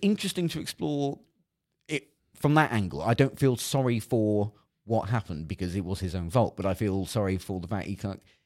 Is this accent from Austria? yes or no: no; Cornwall, South West England, United Kingdom; I, I grew up in Cornwall